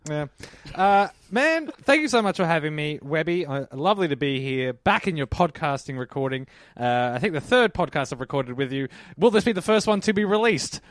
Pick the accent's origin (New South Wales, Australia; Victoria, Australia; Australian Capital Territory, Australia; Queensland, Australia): Victoria, Australia; Melbourne; I grew up in Pasco Vale.